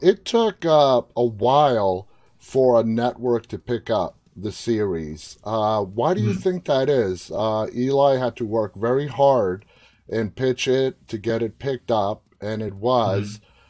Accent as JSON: {"language": "English", "town": "New York City", "region": "New York", "country": "United States", "tie": "born or raised there", "moved": "yes", "lives_now": "Northern Virginia, United States", "said": "I'm from, born, raised in Queens, and I haven't been back home since 2019 because of COVID."}